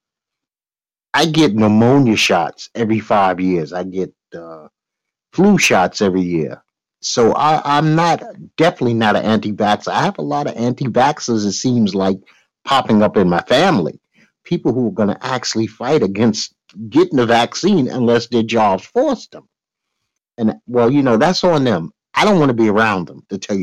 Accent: New York, United States; I'm a New Yorker.

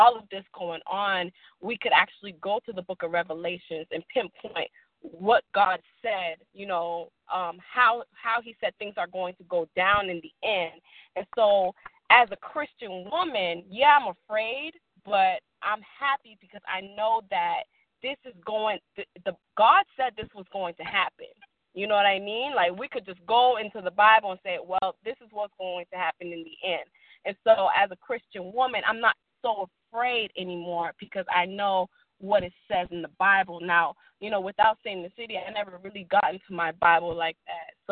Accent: Boston, Massachusetts, United States; moved away; also born or lived in Haiti; I'm originally from Boston, Massachusetts. I come from a Haitian descent.

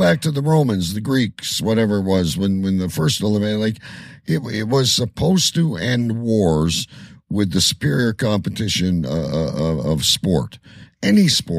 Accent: Canada; because I'm Canadian

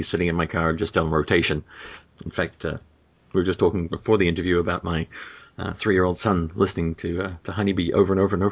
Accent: New Zealand; normally I hail from New Zealand, but I'm actually in Florida

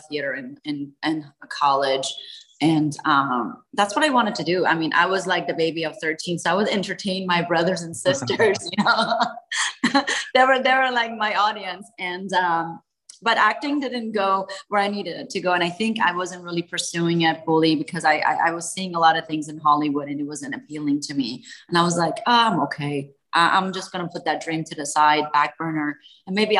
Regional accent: Tehran, Tehran Province, Iran; moved away; I was born in Tehran, Iran, during the revolution

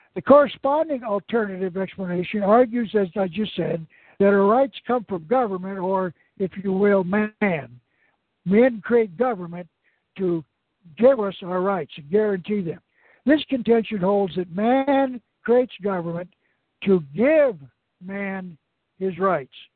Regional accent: Arizona, United States; my home state of Arizona

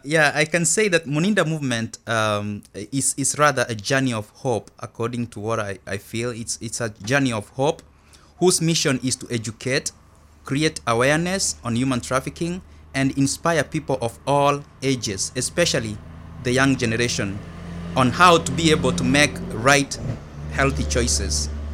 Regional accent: Kenya; moved away as an adult; now in United States; I'm originally from Kenya

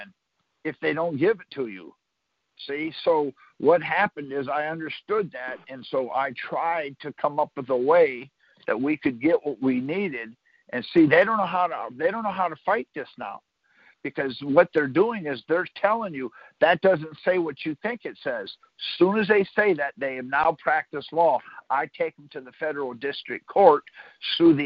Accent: Michigan, United States; moved away; I'm from Michigan originally

